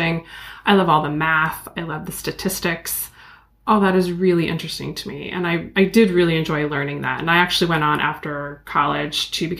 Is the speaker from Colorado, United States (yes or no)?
no; Eugene, Oregon, United States; I grew up in Eugene, Oregon